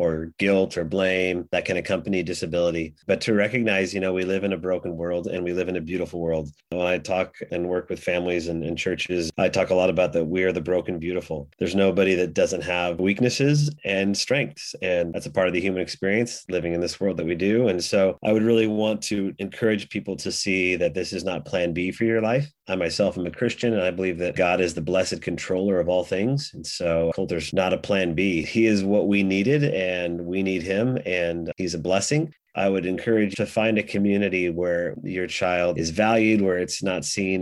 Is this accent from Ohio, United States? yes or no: no; Oregon, United States; we're from Oregon